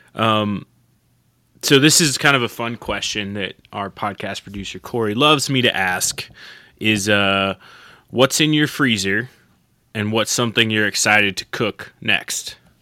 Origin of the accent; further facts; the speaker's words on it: southeastern Oklahoma, United States; moved away; I'm from Oklahoma, southeastern Oklahoma originally